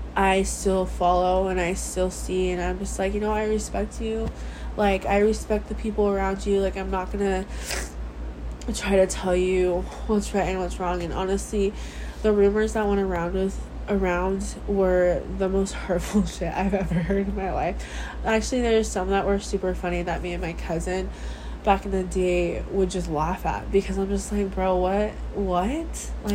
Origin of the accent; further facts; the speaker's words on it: Samoa; born there; prove to them that I was born in Western Samoa.